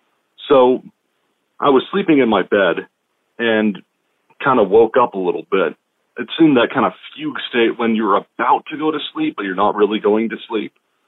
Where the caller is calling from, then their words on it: Washington, United States; from Washington State.